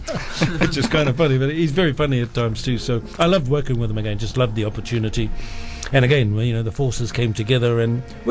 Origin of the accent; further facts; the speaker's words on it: New Zealand; said I was from New Zealand